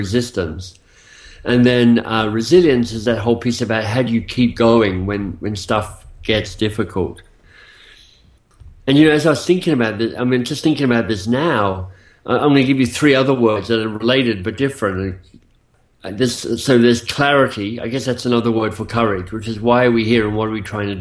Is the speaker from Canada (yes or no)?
no; Australia; moved away as an adult; also born or lived in Oxford, United Kingdom; So I'm Australian by birth. You'll hear that maybe a bit in my accent for some of you. But I left Australia some 25 years ago, maybe a bit longer now